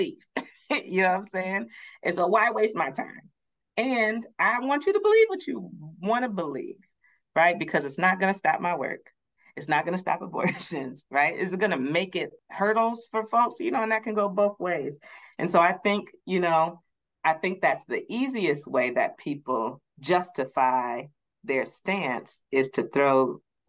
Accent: Madison, Wisconsin, United States; I grew up, I'm from Madison, Wisconsin, so I grew up in it's a little more diverse now

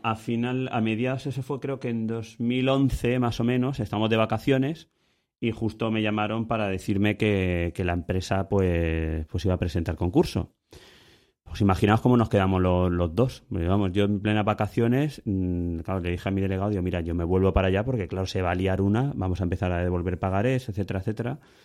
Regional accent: Ibi, Valencian Community, Spain; El niño lo teníamos aquí en, en Ibi, nosotros somos de Ibi

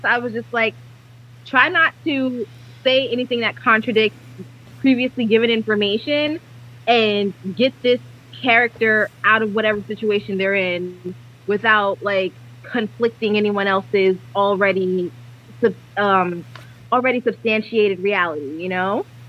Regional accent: New York City, New York, United States; now in Los Angeles, United States; I'm born and raised in New York City

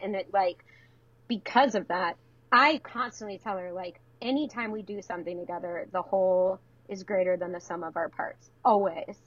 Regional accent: Detroit, Michigan, United States; now in Baltimore, United States; I'm from yeah, outside of Detroit, the suburbs

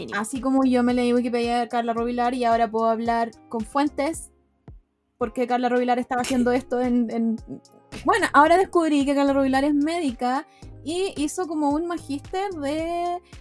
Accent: Chile; en mi país, largo y angosto

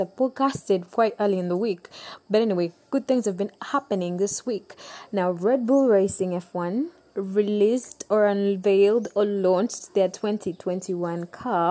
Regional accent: Uganda; I come from Uganda. I love Uganda.

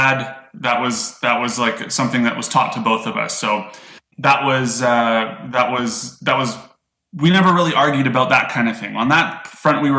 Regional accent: Calgary, Alberta, Canada; I grew up in Calgary, Alberta, Canada.

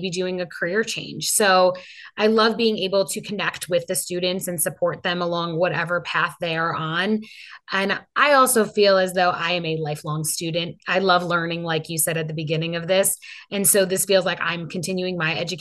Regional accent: Long Island, New York, United States; also born or lived in Penn State; the community where I grew up in Long Island

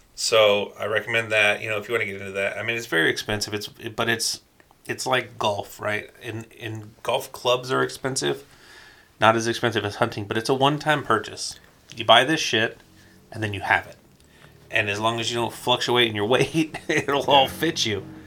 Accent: Covina, California, United States; also born or lived in Victorville, California; I uh, lived in Covina and I grew up in Covina

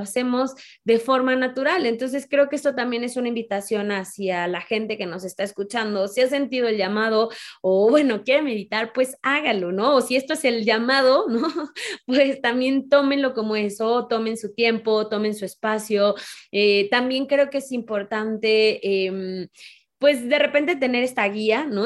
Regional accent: Mexico; mujer, mexicana

